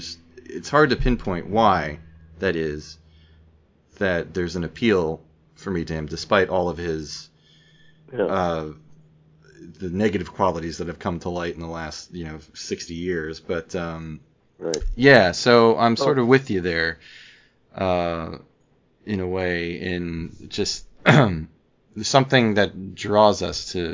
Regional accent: New Jersey, United States; But I grew up in the North. I grew up in New Jersey and, you know, basically surrounded by Catholic, you know, Irish Catholics, Italian Catholics, Polish Catholics.

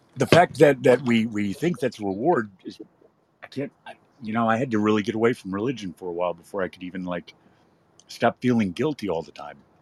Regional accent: West Texas, United States; now in California, United States; I'm from West Texas

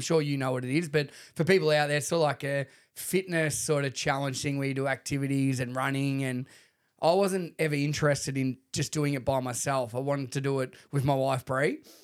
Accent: Shepparton, Victoria, Australia; I grew up with him in Shepparton

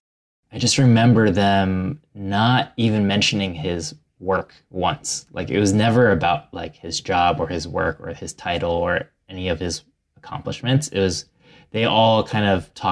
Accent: Ohio, United States; my family is from Taiwan and they immigrated in the 80s and I grew up in Ohio

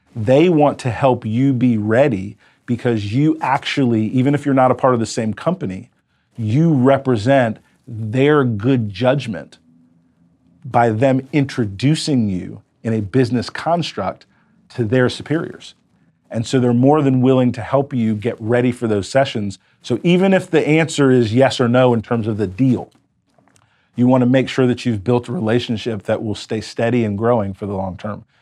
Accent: United States; I was an American entrepreneur

